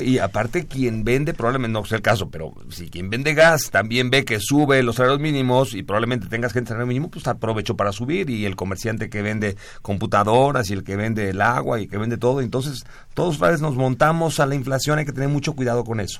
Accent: Mexico; somos mexicanos, guadalupanos

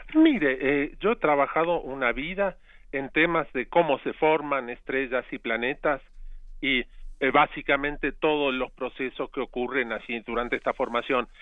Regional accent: Argentina; now in Mexico; yo crecí en parte en Argentina

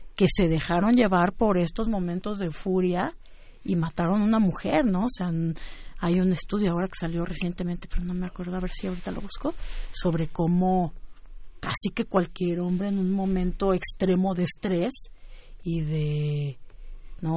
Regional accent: Celaya, Guanajuato, Mexico; por el Bajío, como por donde yo crecí, que fue en Celaya

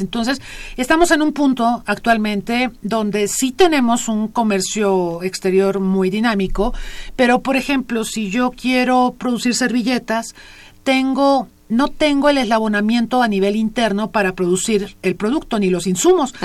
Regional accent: Mexico

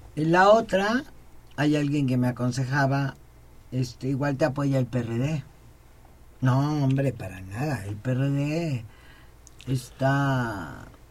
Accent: Veracruz, Mexico; soy veracruzana

